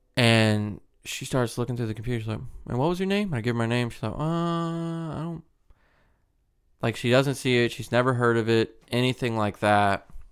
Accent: Mobile, Alabama, United States; I'm from Mobile

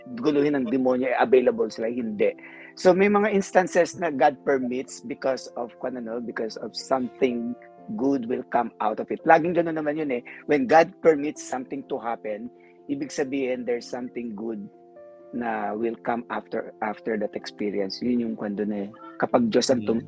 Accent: Philippines; now in United States; Filipino ako, kailangan i-consider yung kwan eh, yung kultura, kung saan ako galing

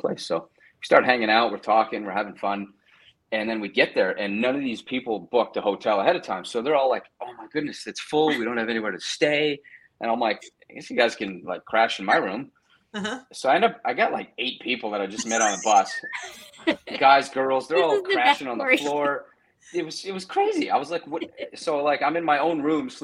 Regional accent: Canada; I grew up mostly in Canada

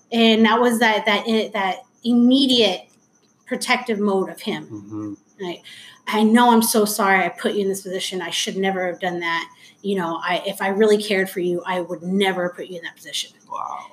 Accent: Anaheim, California, United States; I grew up in Anaheim.

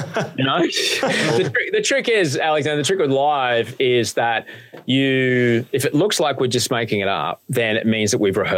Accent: Brisbane, Queensland, Australia; I grew up in Brisbane

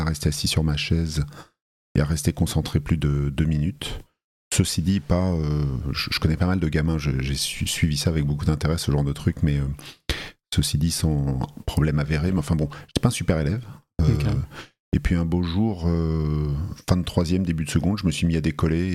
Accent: Paris, Île-de-France, France; also born or lived in Talence; je suis né dans le Bordelais, dans une petite ville qui s'appelle Talence, euh, de deux parents bien français, euh, venu à Paris à l'âge de 3 ans. Donc on peut dire que je suis un Parisien, j'ai grandi ah, à Paris

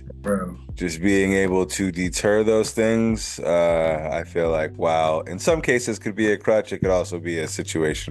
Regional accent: West Hartford, Connecticut, United States; was raised in Connecticut primarily and West Hartford specifically

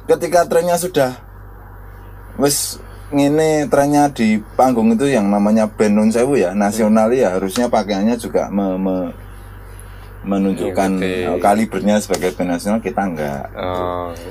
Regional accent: Java, Indonesia; walaupun terutama masih Jawa nah, karena kita orang Jawa ya

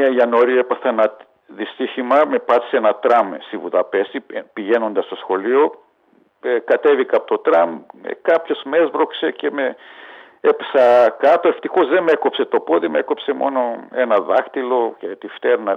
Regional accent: Budapest, Hungary; also born or lived in Ózd, Hungary; now in Greece; Γεννήθηκα το 1953 στο Οζτ της Ουγγαρίας

